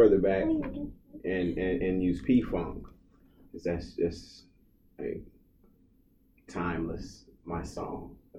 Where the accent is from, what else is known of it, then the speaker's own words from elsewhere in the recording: Garland, Texas, United States; also born or lived in Houston, Texas; So I was born here in Dallas, or Garland.